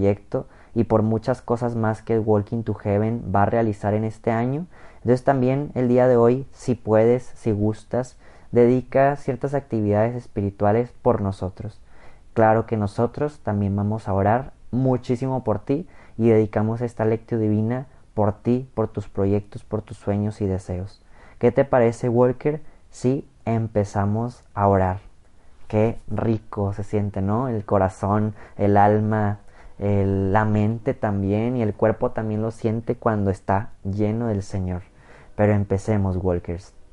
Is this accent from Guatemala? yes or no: no; Mexico; La mayoría de los que escuchan este canal somos mexicanos